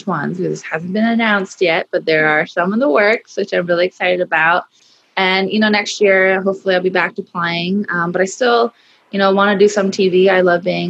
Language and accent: English; Hawaii, United States; growing up in Hawaii, being raised there